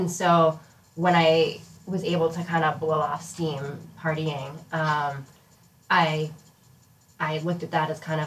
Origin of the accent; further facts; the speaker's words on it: Boston, Massachusetts, United States; I grew up here around Boston, a little north of Boston